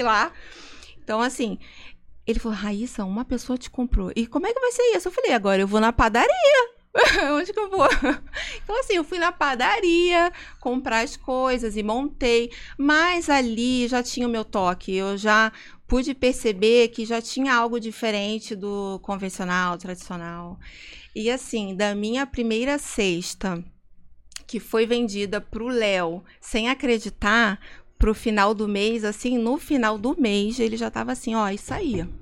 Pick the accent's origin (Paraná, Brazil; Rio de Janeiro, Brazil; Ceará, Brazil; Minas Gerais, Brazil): Rio de Janeiro, Brazil; accent: carioca; moved away as an adult; now in Vinhedo, Brazil; eu sou muito carioca, eu tenho muito sotaque